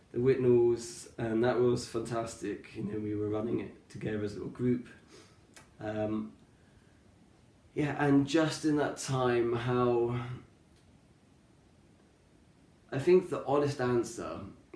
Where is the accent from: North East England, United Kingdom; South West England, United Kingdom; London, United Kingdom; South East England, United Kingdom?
South West England, United Kingdom; Cornwall; I grew up in Cornwall.